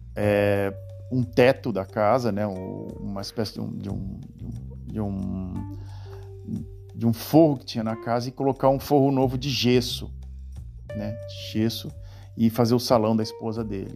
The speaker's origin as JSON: {"language": "Portuguese", "country": "Brazil", "moved": "as an adult", "lives_now": "Netherlands", "said": "tinha eu, como brasileiro"}